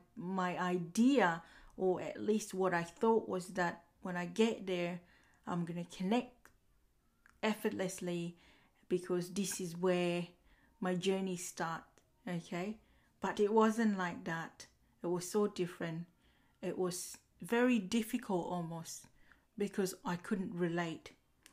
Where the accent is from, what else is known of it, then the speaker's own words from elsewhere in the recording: Uganda; now in Australia; More about me, I was born in Uganda, and before moving to Australia, my family would have relocated to many different cities and villages in Uganda.